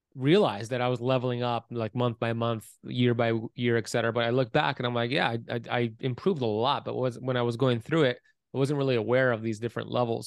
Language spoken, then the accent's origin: English; Miami Beach, Florida, United States; I was born in Miami Beach, Florida, nineteen eighty-four